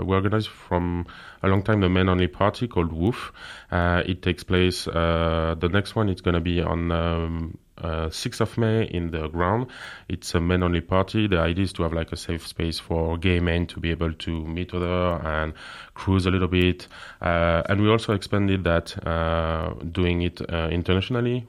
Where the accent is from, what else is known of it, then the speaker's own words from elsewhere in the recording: France; English is a second language; moved away as an adult; now in Luxembourg; I'm from France, and I'm living in Luxembourg